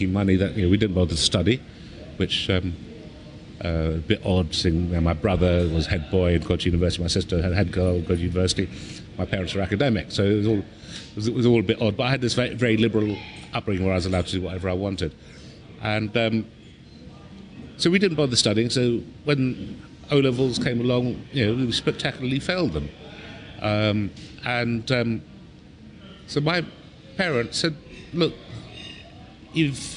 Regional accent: London, United Kingdom; also born or lived in Bangladesh; When I was growing up in London, we came over in 1964, I was a baby

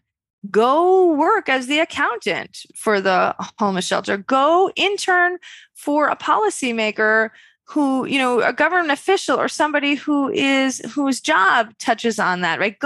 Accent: Westchester, New York, United States; I'm a woman from Westchester, New York.

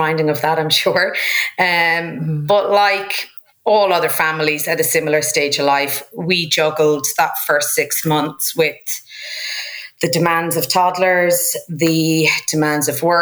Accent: Ireland; moved away as an adult; also born or lived in Sydney, Australia; I was a girl from Ireland

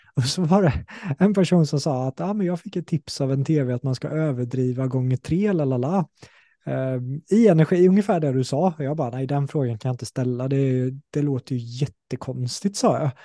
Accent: Sweden; accent: Småländska; samma sak med småländskan, innan var jag så här, ah, jag försökte låta mer som en stockholmare

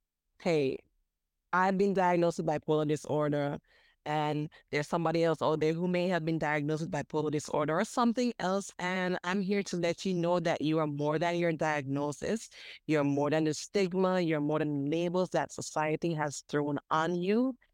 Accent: Jamaica; now in Virgin Islands; And I had to move back to my home country, the Virgin Islands. So dealing with, okay, growing up in Jamaica, and now I'm moving back to the Virgin Islands

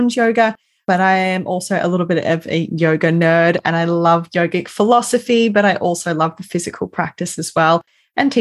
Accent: Melbourne, Victoria, Australia; now in Perth, Australia; grew up in a family home with a large family in Melbourne. So I'm originally from Melbourne and I now live in Perth

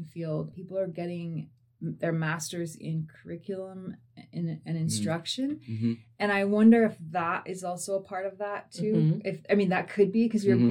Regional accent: Ennis, Montana, United States; Grew up in Ennis, Montana. Fly fishing, ranching community.

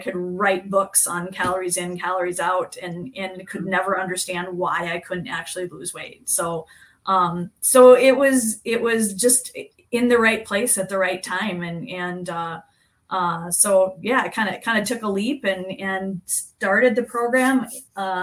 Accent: Kansas, United States; moved away as an adult; now in Minnesota, United States; I grew up in Kansas in a really small town, about 650 people.

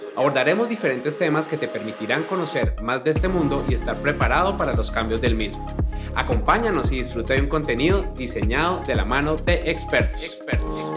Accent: Colombia; una empresa muy muy importante en mi país Colombia

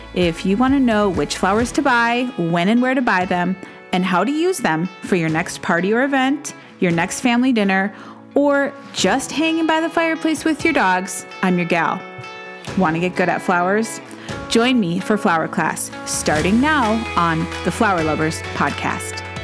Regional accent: Duluth, Minnesota, United States; I started my own shop in my hometown of Duluth, Minnesota

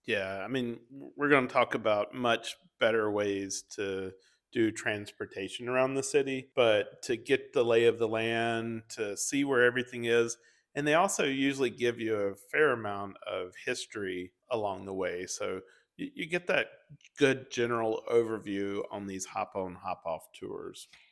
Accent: Atlanta, Georgia, United States; we grew up and lived in Hartsfield for majority of our lives

